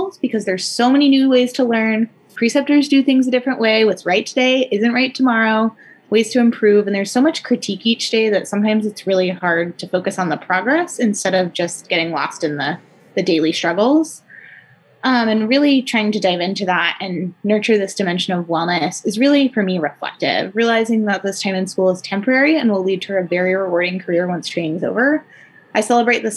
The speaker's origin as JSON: {"language": "English", "town": "Atlanta", "region": "Georgia", "country": "United States", "moved": "as an adult", "lives_now": "Spokane, United States", "said": "I am actually from Atlanta, Georgia"}